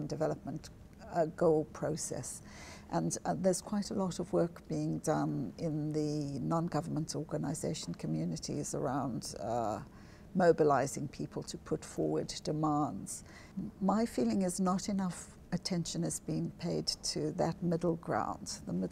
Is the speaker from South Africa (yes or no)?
yes; South Africa; moved away as an adult; I grew up in South Africa, which is a very segregated